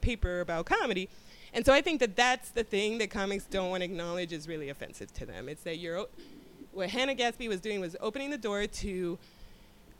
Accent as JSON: {"language": "English", "town": "Miami", "region": "Florida", "country": "United States", "said": "I'm from Miami"}